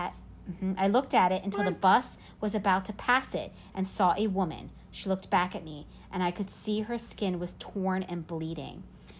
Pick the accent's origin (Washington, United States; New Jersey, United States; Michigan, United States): New Jersey, United States; I spent a lot of time in the Pine Barrens when I was growing up in New Jersey.